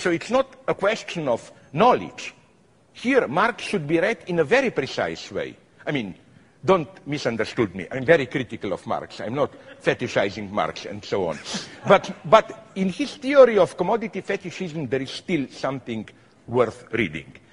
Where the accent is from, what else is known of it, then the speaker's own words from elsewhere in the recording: Slovenia; I am from Slovenia, which is a small city republic